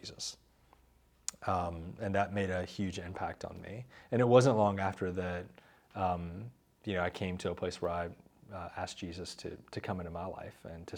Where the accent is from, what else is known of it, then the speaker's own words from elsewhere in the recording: Charlotte, North Carolina, United States; I grew up here in Charlotte